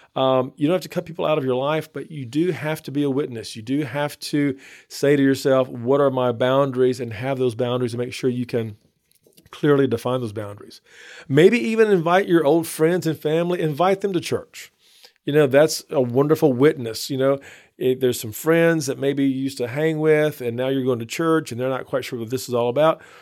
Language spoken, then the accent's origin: English; Northeast Texas, United States; moved away as an adult; now in Baton Rouge, United States; I grew up in Northeast Texas and moved to Baton Rouge, um, fresh out of college.